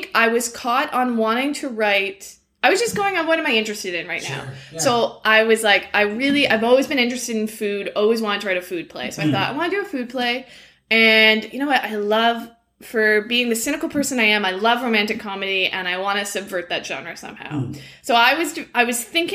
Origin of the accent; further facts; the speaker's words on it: Peterborough, Ontario, Canada; also born or lived in Scotland; I grew up between Peterborough in Ontario, and I actually spent my summers and did a couple years of school in Scotland